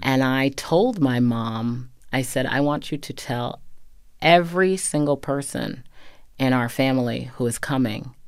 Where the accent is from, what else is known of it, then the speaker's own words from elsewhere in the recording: Medfield, Massachusetts, United States; I grew up in a very traditional um, New England town.